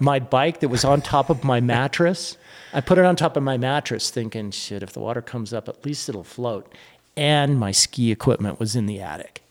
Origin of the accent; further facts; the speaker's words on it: Reno, Nevada, United States; moved away as an adult; I'm back in Reno, my hometown